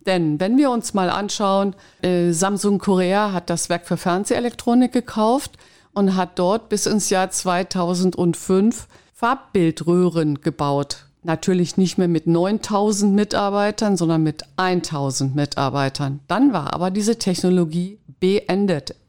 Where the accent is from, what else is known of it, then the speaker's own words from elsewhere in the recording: West Germany, Germany; now in Berlin, Germany; ich bin aus dem Westen